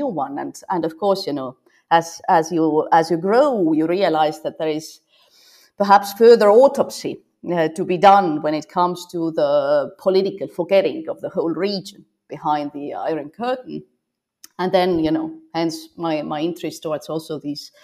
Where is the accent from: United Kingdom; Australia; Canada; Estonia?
Estonia; now in Copenhagen, Denmark; while I was growing up in Soviet Estonia